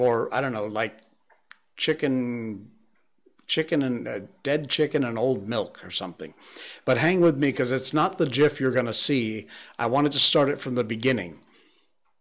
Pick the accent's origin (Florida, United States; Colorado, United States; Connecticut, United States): Connecticut, United States; Cornwall; moved away; I was born and raised in Connecticut